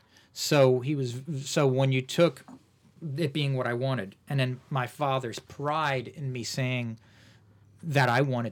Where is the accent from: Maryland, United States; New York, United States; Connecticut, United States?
New York, United States; Woodstock; I actually grew up in Woodstock, New York, the Woodstock.